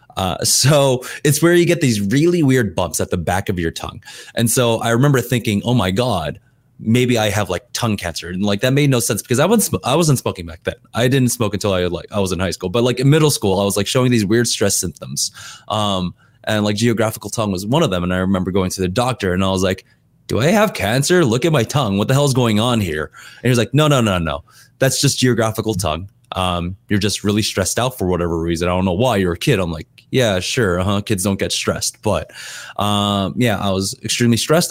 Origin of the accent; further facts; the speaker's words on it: California, United States; also born or lived in Korea; I'm American, like, I wanna be more American